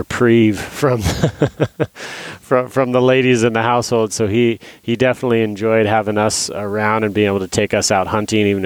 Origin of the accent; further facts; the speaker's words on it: Idaho, United States; moved away as an adult; also born or lived in Alaska; I grew up in Idaho. I was born and raised in Idaho